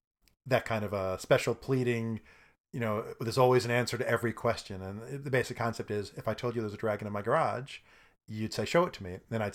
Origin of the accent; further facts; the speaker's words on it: Brooklyn, New York, United States; I'm from Brooklyn.